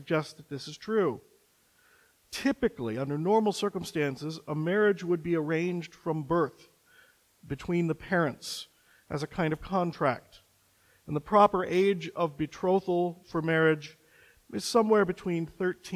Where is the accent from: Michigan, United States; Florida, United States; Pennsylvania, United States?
Michigan, United States; Coloma; moved away; Coloma, Michigan, my hometown